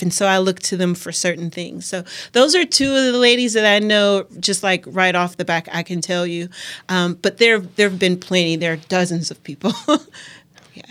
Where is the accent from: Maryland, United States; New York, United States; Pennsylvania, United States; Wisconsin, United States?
Wisconsin, United States; Milwaukee; I'm born and raised in Milwaukee, grew up around Washington Park area